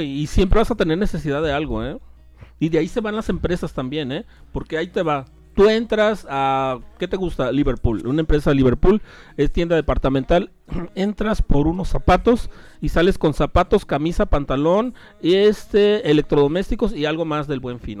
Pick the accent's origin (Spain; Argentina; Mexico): Mexico